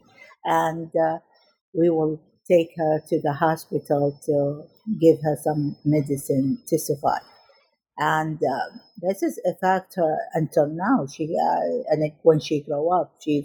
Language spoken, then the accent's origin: English; Najaf, Najaf Governorate, Iraq; I was born in Iraq in 1967, and I was a vivacious child who loved my family and loved the school, I remember in my first day in middle school in Najaf in Iraq